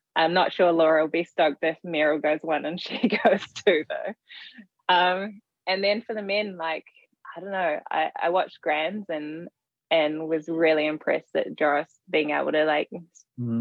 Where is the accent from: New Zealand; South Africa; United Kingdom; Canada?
New Zealand; I'm from New Zealand